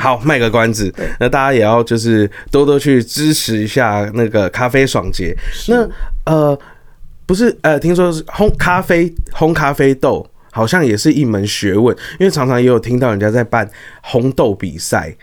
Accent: Taiwan; 我们台湾人

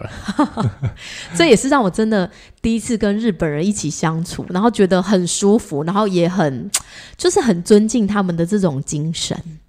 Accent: Taiwan; 我们台湾人

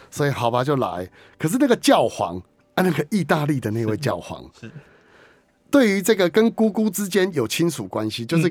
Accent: Keelung, Taiwan; 我在十二岁那一年当时的基隆市立文化中心，我是基隆人嘛

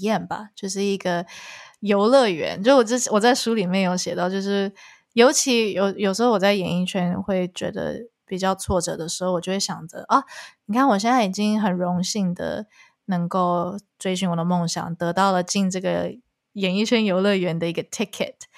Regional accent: Taiwan; moved away; also born or lived in Canada; 我没有选择回台湾做音乐

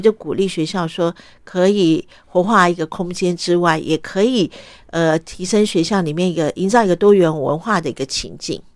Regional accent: Taipei, Taiwan; also born or lived in Vietnam; 我的受教育都是从台湾开始

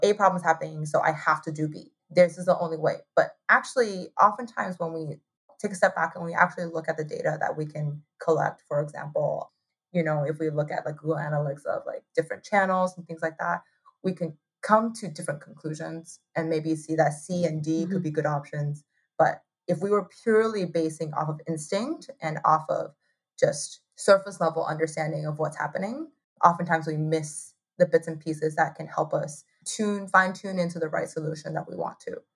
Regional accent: Taipei, Taiwan; moved away as an adult; also born or lived in Ithaca, New York / New York City; So I was born in Taiwan. I grew up in Taiwan

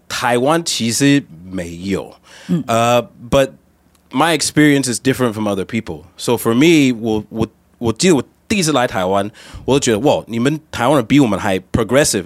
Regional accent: United States; moved away; also born or lived in Taiwan

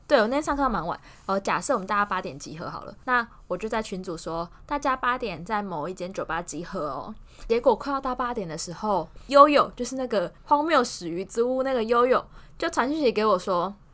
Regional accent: central Taiwan, Taiwan; 我们中部人横越马路可是横越的很有心得

